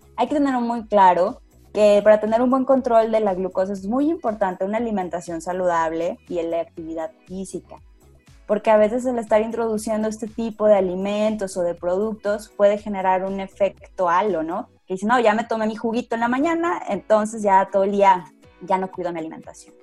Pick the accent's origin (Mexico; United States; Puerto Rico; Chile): Mexico; San Luis Potosí; de las regiones aquí de San Luis Potosí, de donde yo soy